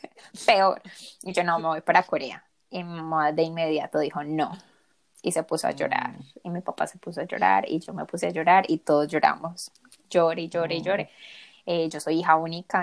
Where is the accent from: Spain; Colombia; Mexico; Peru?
Colombia; now in United States; yo tampoco soy de acá, yo soy colombiana